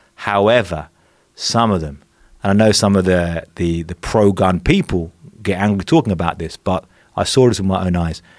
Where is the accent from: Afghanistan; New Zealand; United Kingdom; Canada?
United Kingdom; England; moved away as an adult; now in Mexico; I grew up in England, which is, you know, pretty safe place relatively